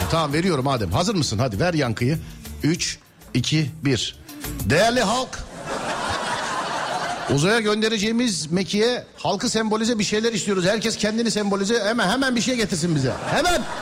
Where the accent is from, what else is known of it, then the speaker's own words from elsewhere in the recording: Samsun, Turkey; Samsunluyum. Fındık fidanı gönderirdim.